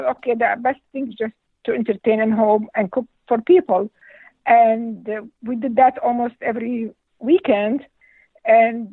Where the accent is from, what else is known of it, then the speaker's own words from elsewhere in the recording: Damascus, Damascus Governorate, Syria; English is a second language; moved away as an adult; also born or lived in Washington, D.C. / California / Rapid City, South Dakota; now in Sioux Falls, United States; I grew up in Syria, and my father was a farmer